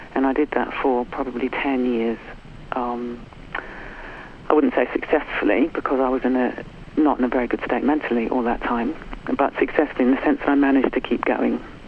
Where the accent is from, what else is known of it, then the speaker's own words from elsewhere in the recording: New Zealand; now in United Kingdom; I was brought up in New Zealand in, in the 60s